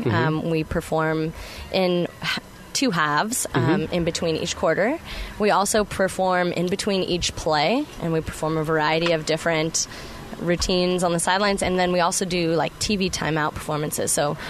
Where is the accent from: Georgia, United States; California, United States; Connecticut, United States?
California, United States; Sacramento; I'm actually from Sacramento, and I make the commute to Oakland.